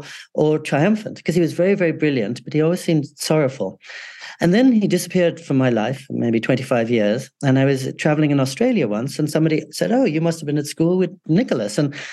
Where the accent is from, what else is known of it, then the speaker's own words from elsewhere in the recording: England, United Kingdom; also born or lived in California, United States; And also, I grew up in England and California.